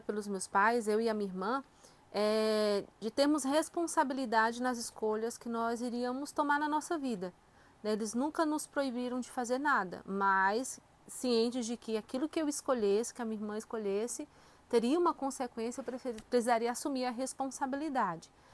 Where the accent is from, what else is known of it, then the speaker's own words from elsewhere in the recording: Fortaleza, Ceará, Brazil; moved away as an adult; now in São José dos Campos, Brazil; sou natural de Fortaleza, no Ceará